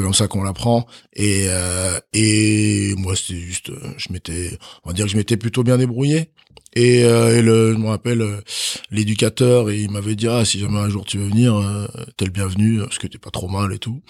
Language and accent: French; Chalon-sur-Saône, Bourgogne-Franche-Comté, France; also born or lived in Benin; j'ai grandi à Chalon-sur-Saône